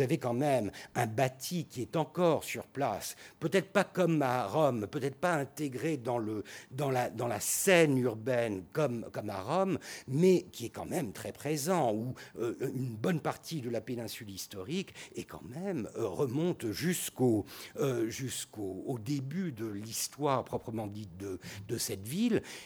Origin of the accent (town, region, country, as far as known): Turkey